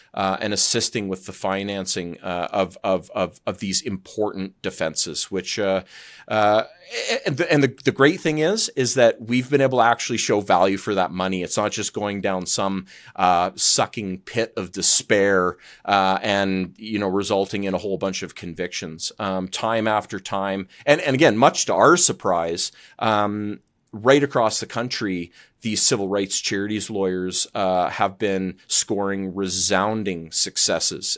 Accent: Calgary, Alberta, Canada; I'm from Calgary and, um, Alberta's where, uh, kind of where my heart is

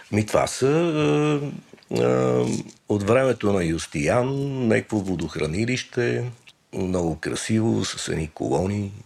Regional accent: Sofia, Sofia City, Bulgaria; съм роден на Раковска 145

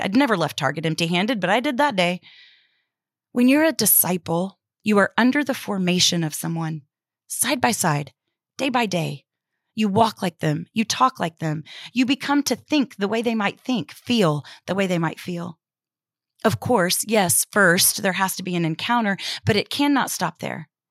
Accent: Houston, Texas, United States; moved away; I was back in my hometown of Houston

